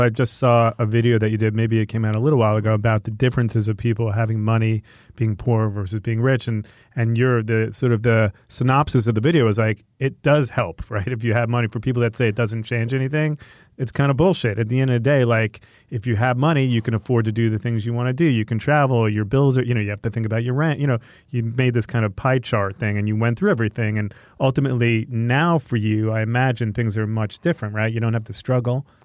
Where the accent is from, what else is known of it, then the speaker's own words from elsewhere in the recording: Long Island, Five Towns, New York, United States; moved away as an adult; now in Los Angeles, United States; from Long Island